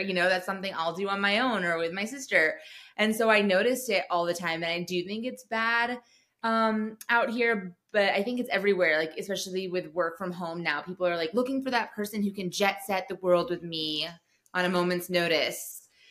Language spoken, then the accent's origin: English; Telluride, Colorado, United States; I remember when I first moved to Denver, so we're from Telluride, everyone skis all the time.